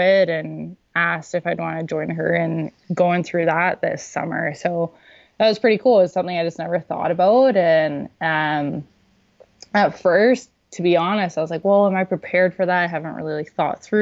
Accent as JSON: {"language": "English", "country": "Saudi Arabia", "tie": "born or raised there", "moved": "yes", "lives_now": "Canada", "said": "I grew up in Saudi Arabia."}